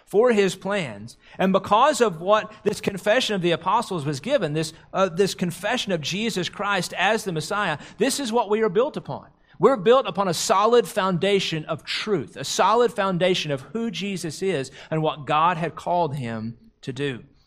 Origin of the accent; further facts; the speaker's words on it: the South, United States; growing up in the South